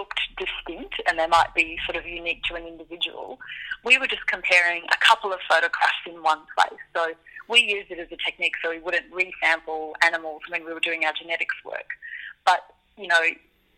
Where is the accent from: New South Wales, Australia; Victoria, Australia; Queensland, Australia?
Victoria, Australia; Melbourne; I grew up diving in Melbourne